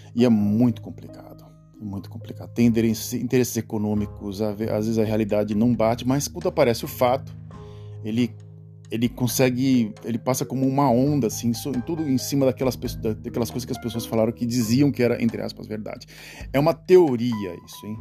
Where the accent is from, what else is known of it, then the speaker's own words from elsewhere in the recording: Santos, São Paulo, Brazil; Sou nascido em Santos, nascido e criado em Santos